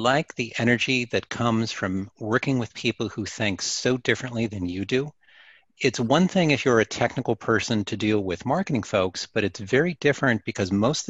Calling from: Orlando, Florida, United States; I'm in Orlando, Florida. So I'm about 30 minutes from the theme parks.

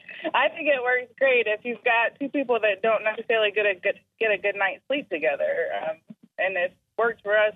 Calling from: Charleston, United States

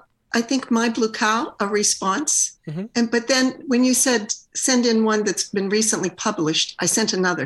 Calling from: Pittsburgh, Pennsylvania, United States; Pittsburgh, Pennsylvania.

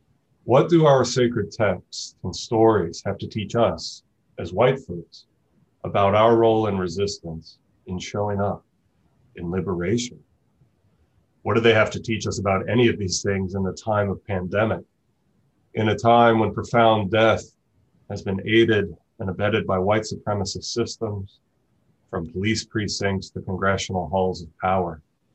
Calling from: Tucson, Arizona, United States; I'm joining today from Tucson, Arizona, which is located on the traditional and occupied homelands of the Tohono O'odham Nation and its people

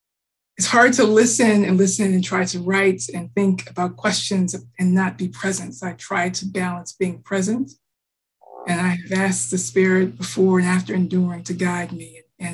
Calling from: Cambridge, Massachusetts, United States; I am calling in from Cambridge, the ancestral land of the Massachusetts tribe.

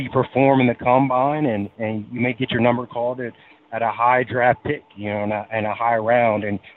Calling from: Texas, United States; I'm calling in from Texas.

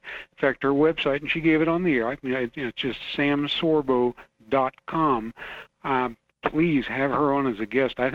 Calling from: Fairbanks, Alaska, United States; Hello, Michael. … from Fairbanks.

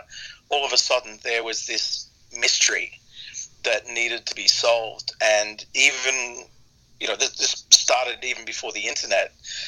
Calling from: Australia; Right now, I've just got back to Australia after running around, God, I think about four continents in the last 5 months.

